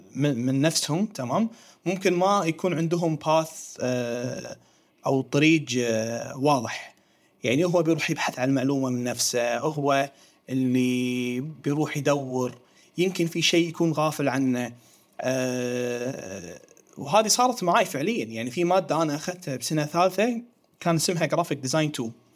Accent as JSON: {"language": "Arabic", "country": "Kuwait", "said": "احنا عندنا في الكويت"}